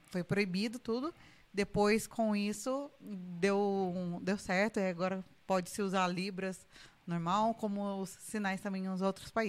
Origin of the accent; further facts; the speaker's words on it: São José dos Campos, São Paulo, Brazil; aqui, cresci aqui e vivo aqui. 33 anos.